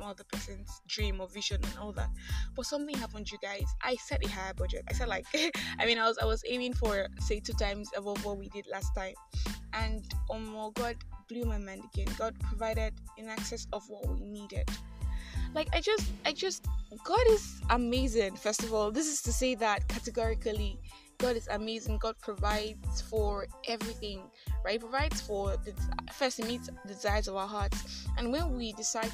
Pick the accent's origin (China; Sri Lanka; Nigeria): Nigeria; I am that Nigerian Christian talkaholic